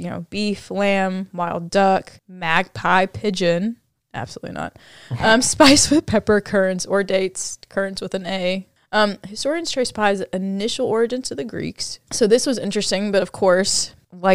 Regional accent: the South, United States; we're growing up in the South

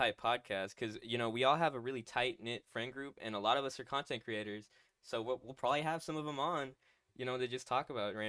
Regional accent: Texas, United States; we're all from Texas.

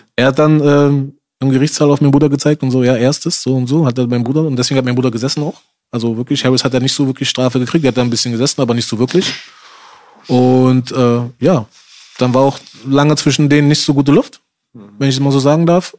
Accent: Berlin, Germany; also born or lived in Spandau, Berlin; wo ich 14 geworden bin, sind wir ähm, rausgezogen aus Charlottenburg, sind nach Spandau gezogen, nach Haselhorst

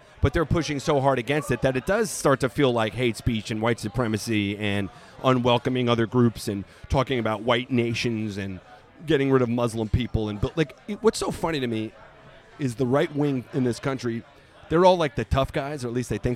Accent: Long Island, New York, United States; I grew up on Long Island, not too far from Queens

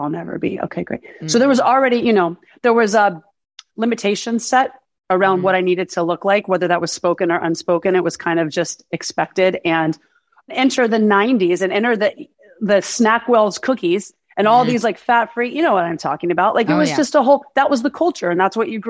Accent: Birmingham, Alabama, United States; moved away as an adult; now in Los Angeles, United States; I'm originally from Birmingham, Alabama, but I've lived in LA for 21 years.

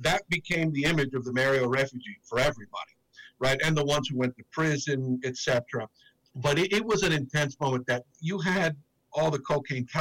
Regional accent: Miami, Florida, United States; born or raised there

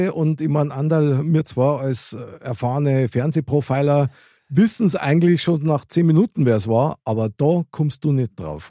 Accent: Bavaria, Germany; bei uns in Bayern

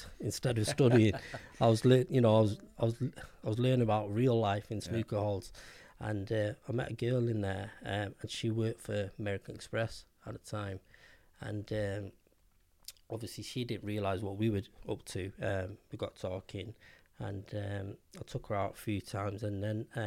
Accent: Manchester, North West England, United Kingdom; I'm from Manchester. I grew up in Cheetah Mill.

